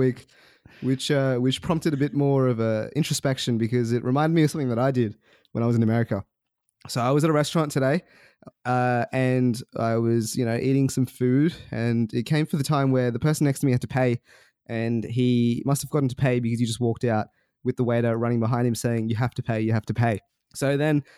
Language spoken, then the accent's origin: English; Australia; I'm from Australia